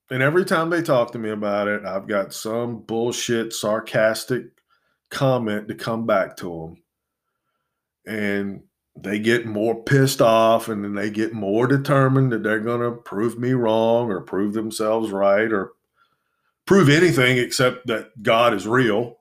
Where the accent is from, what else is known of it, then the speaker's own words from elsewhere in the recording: United States; I was born in this country. This, I, I'm as American as anybody